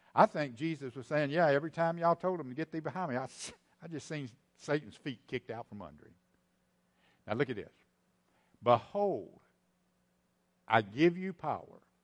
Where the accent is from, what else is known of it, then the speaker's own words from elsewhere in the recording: East Texas, United States; I'm from East Texas. I can use that weird language